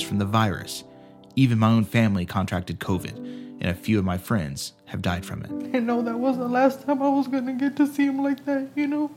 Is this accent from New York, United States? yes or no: no; San Angelo, Texas, United States; my hometown of San Angelo, Texas